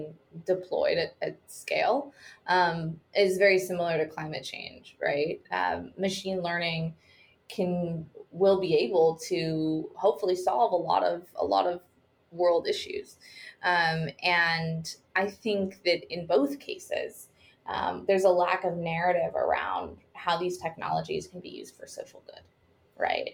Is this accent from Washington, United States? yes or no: yes; Seattle, Washington, United States; So I grew up in Washington, in Seattle, Washington.